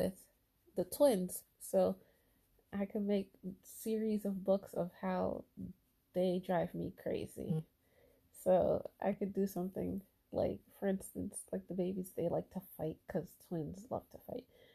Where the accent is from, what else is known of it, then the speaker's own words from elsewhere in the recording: United States; American born, but with parents from Haiti, Haitian background